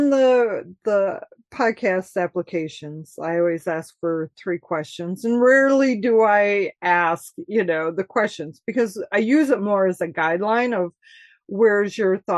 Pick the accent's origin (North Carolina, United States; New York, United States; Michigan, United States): Michigan, United States; I'm from Michigan, born and raised